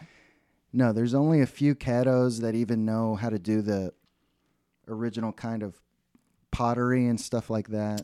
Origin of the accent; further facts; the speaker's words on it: Dallas, Texas, United States; where I grew up in Dallas